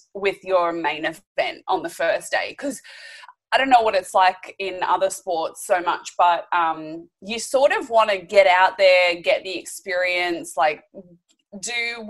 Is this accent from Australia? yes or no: yes; Australia; as an Aussie